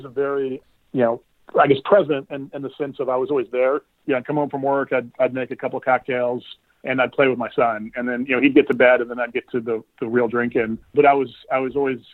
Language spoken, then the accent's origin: English; Houston, Texas, United States; now in Waco, United States; I grew up in Houston, spent the majority of my life there, but moved to Waco about 6 months ago for an opportunity